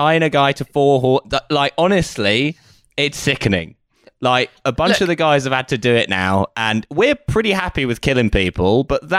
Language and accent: English; Wales, United Kingdom; I'm Welsh, actually. … is a Welsh name.